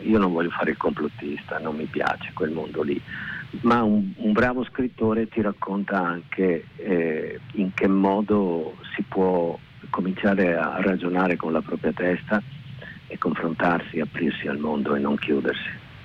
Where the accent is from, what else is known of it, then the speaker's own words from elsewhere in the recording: Veneto, Italy; riconciliazione con la mia terra con eh, la lingua, con i dialetti, con eh, l'origine. Eh, avevo una soggezione nei confronti del, del, Veneto